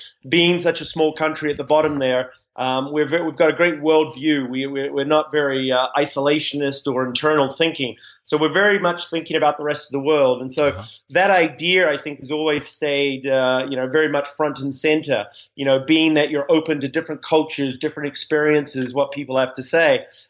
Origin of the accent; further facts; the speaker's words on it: New Zealand; accent: Kiwi; It was funny when I first started speaking in the U.S. My Kiwi accent, we tend to speak quite quickly.